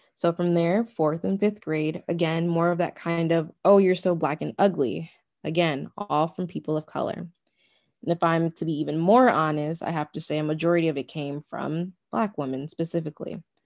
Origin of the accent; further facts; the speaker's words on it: United States; My ethnicity is Nigerian, but then there comes my nationality. Well, my nationality is American